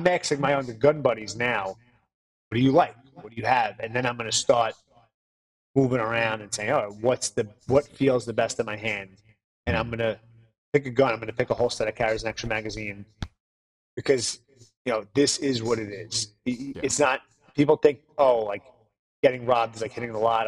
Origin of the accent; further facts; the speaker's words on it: New York City, New York, United States; now in Los Angeles, United States; I grew up in the Bronx, New York, where cops were cops